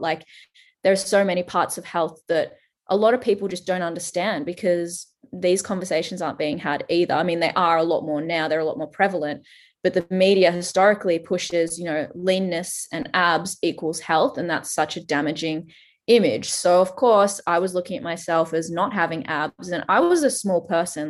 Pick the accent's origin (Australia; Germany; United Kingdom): Australia; accent: Australian; I am Australian, if you can't tell from the accent